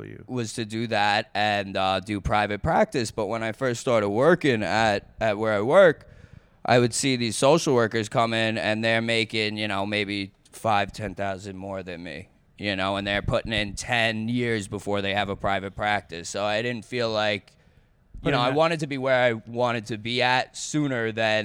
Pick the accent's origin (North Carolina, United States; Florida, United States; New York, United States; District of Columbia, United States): New York, United States; Lake Grove; Lake Grove, New York.